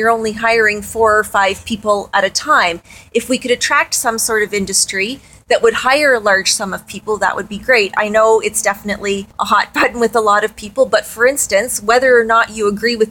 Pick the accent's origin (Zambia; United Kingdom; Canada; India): Canada; Kingston, Ontario; moved away as an adult; now in Peterborough, Canada; I've been in Peterborough for 25 years. I'm from Kingston originally.